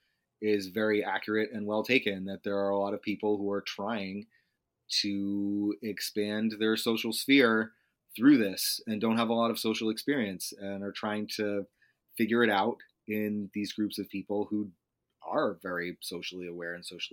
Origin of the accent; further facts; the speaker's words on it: New Hampshire, United States; I was from New Hampshire